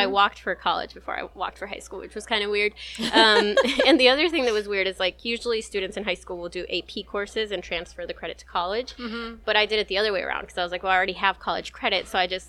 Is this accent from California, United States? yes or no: yes; Gilroy, California, United States; also born or lived in San Luis, Arizona; So that's why I was born in Gilroy. They were working in the garlic fields. Gilroy is the garlic capital of the United States. So we moved about every 6 to 9 months between Gilroy, California, and this place called San Luis, Arizona